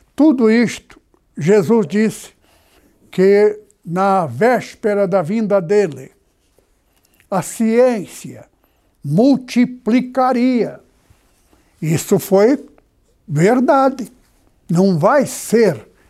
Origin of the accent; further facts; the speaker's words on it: Presidente Prudente, São Paulo, Brazil; moved away; Estive na cidade onde eu nasci